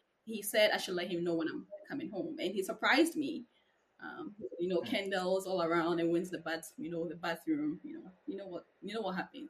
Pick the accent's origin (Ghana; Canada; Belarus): Ghana; moved away as an adult; now in United States; Okay, so I'm originally from Ghana. I moved to the States